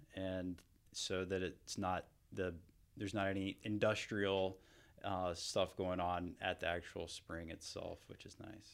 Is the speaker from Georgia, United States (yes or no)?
yes; Hamilton, Georgia, United States; I grew up near Columbus, Georgia